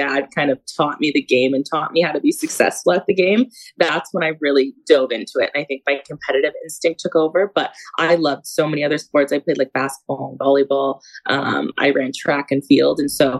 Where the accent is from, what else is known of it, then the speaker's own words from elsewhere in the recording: Canada; he wanted me to know how to skate, like, as a Canadian.